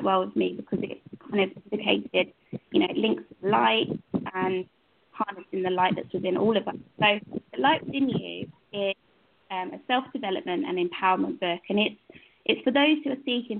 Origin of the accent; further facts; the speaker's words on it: London, Essex area, East of England, United Kingdom; I'm actually from the United Kingdom, from England, London, Essex area